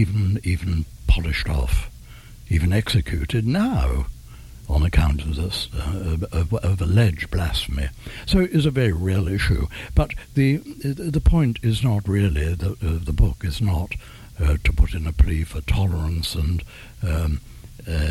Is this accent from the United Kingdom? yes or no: yes; England, United Kingdom; I'm English.